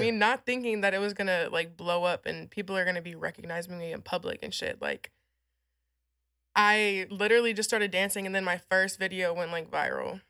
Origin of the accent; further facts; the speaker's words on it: San Antonio, Texas, United States; also born or lived in Illinois / Amarillo, Texas; I grew up in San Antonio, like, all around San Antonio, so that's kind of where my upbringing was